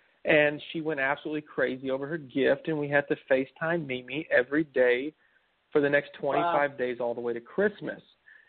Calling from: San Antonio, Texas, United States; I'm from San Antonio, Texas.

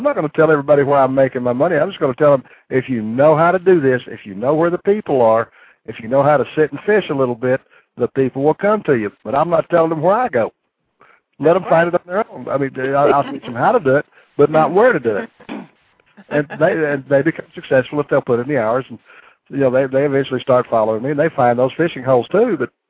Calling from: Amarillo, Texas, United States; I'm calling from Amarillo.

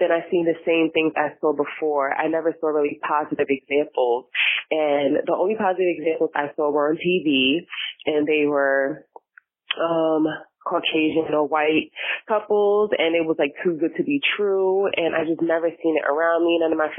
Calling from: New York, United States; I'm calling from New York. You guys should know me by now.

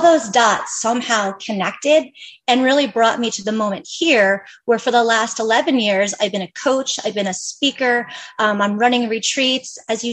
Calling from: Bend, Oregon, United States; I'm dialing in from Central Oregon. I'm in a little town called Bend, Oregon.

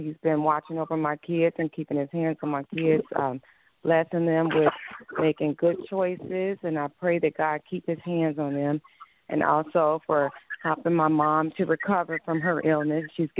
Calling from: Arizona, United States; Hi, Pastor. … I'm from Arizona. I'm part of the Arizona family.

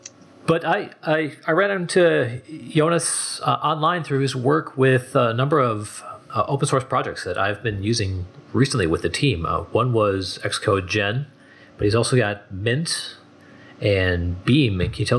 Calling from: Minneapolis, Minnesota, United States; I'm calling in from Minneapolis, Minnesota

